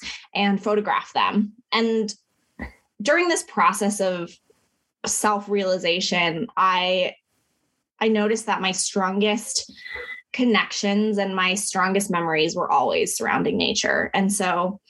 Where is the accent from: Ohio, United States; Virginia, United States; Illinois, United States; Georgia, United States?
Virginia, United States; Lynchburg; I was born in the foothills of the Blue Ridge Mountains in Lynchburg, Virginia, to two Filipino immigrant parents